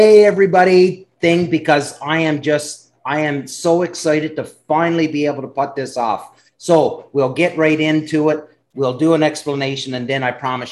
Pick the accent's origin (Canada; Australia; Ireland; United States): Canada; I'm from Canada where our provinces are massive